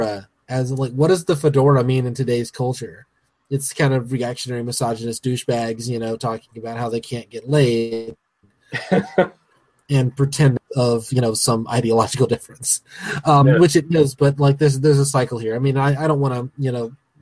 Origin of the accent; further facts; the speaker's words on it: American South, United States; I'm from the American South